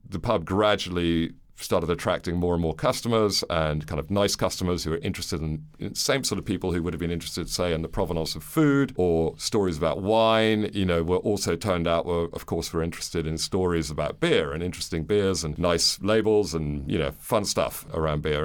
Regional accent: London, United Kingdom; also born or lived in New York, United States / Guangzhou, China / Manila, Philippines; I was born in New York, moved to London when I was eight. My parents are American. I went to school here all the way through and university

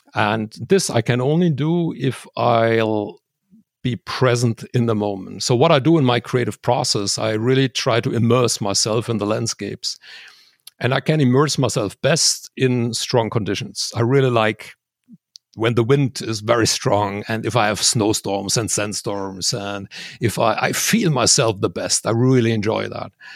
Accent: Switzerland; there's a high plateau near my hometown

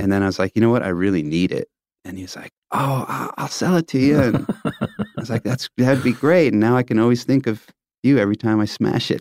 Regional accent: Tulsa, Oklahoma, United States; growing up in Tulsa

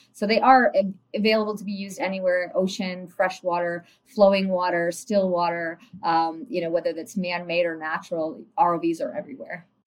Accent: Tobermory, Ontario, Canada; growing up in the Great Lakes area of Ontario, and in particular around uh, Tobermory, Ontario

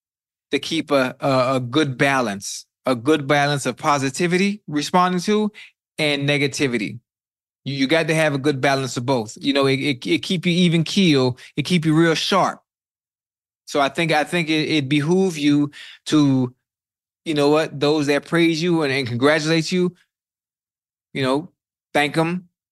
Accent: the South, United States; I'm from the South

